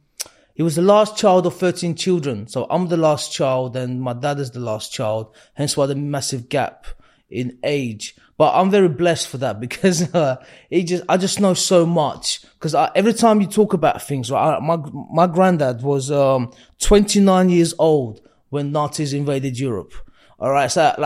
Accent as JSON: {"language": "English", "region": "Baku", "country": "Azerbaijan", "tie": "born there", "said": "So, I was born in 86 in Baku. It's the capital of Azerbaijan."}